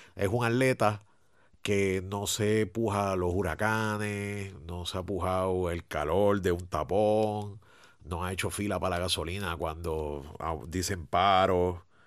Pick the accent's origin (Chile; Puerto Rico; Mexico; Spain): Puerto Rico; Aquí en Puerto Rico